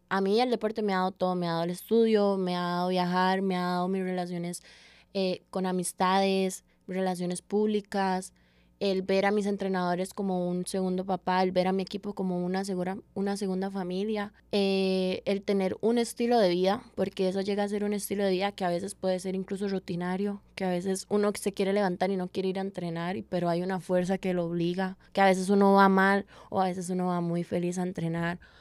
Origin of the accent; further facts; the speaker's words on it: San José, Costa Rica; also born or lived in Caguas, Puerto Rico; Soy de la Carbonera, nací en la Carbonera de Paso Ancho, que es como el parte más caliente de barrios del sur.